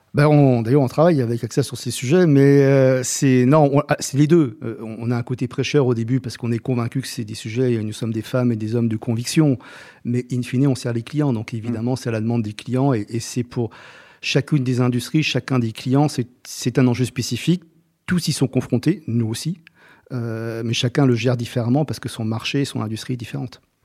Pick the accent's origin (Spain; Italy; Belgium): Italy; Rome, Lazio; also born or lived in Salento; now in France; je suis né à Rome et toute ma famille est du Salento